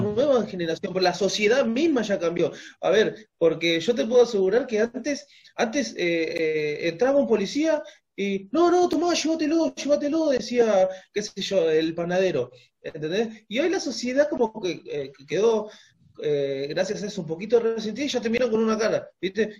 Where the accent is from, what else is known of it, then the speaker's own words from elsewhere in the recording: Argentina; somos argentinos, tenemos la misma cultura